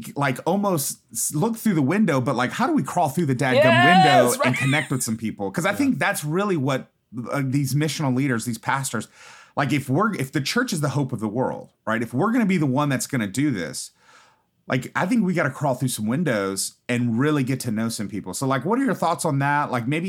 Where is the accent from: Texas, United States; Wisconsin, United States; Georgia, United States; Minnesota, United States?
Texas, United States; Houston; I grew up in Fifth Ward and Third Ward, Houston, predominantly black neighborhoods.